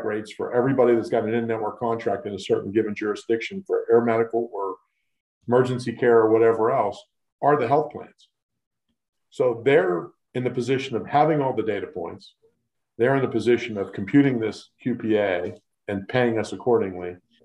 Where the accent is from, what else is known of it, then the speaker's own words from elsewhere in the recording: Western Pennsylvania, United States; I'm born and raised in Western Pennsylvania